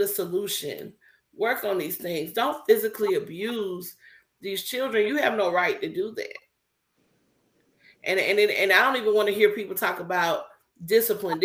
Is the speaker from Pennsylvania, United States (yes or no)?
no; Milledgeville, Georgia, United States; growing up in Milledgeville, Georgia, and dealing with the racism with the staff in my school